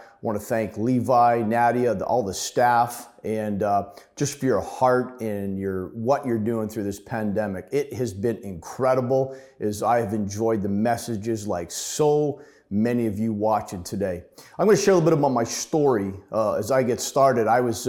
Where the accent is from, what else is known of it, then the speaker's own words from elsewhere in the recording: Ottawa, Ontario, Canada; born there; So anyways, a little bit about my story. I was born in Ottawa, but like I said, about 50 years ago.